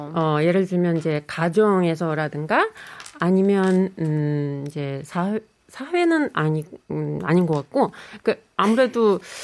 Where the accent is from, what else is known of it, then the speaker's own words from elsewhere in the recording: Russia; Korean is a second language; moved away as an adult; now in Korea; 저는 러시아에서 온